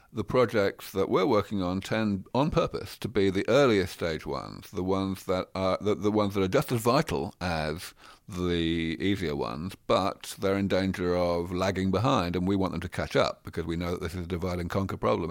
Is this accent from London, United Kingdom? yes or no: yes; London, United Kingdom; moved away as an adult; also born or lived in Cambridge, England; now in Silicon Valley, United States; I grew up in London. I spent maybe twenty-five or more years of my life in Cambridge, in England, and now I live here in Silicon Valley.